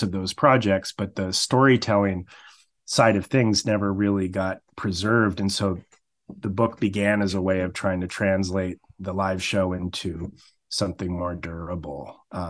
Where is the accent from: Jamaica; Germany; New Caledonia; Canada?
Canada; Blenheim, Ontario; moved away as an adult; also born or lived in New Brunswick / London, Ontario / Mississippi; now in Waterloo, Canada; I grew up in Kent County, now called Chatham-Kent, down in the deep southwestern Ontario region